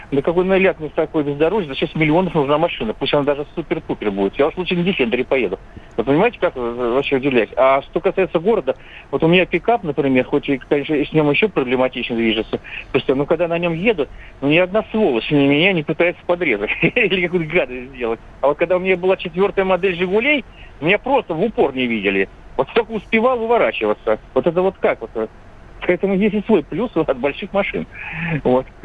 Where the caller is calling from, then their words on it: Moscow Oblast, Russia; здравствуйте, я из Подмосковья.